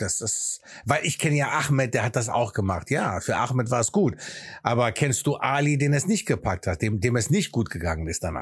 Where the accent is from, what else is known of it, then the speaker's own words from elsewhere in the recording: Aachen, North Rhine-Westphalia, Germany; accent: Greek; first language Greek; German is a second language; moved away as an adult; also born or lived in Athens, Greece; now in England; in der Stadt Aachen, wo ich aufgewachsen bin